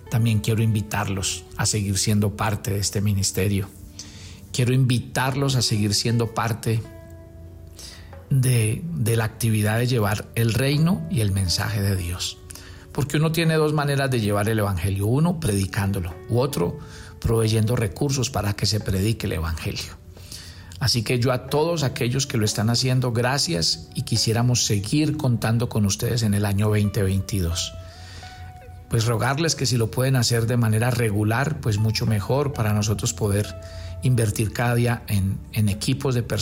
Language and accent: Spanish; Colombia; como buenos colombianos, ahí mismo empezaron a pedir la agenda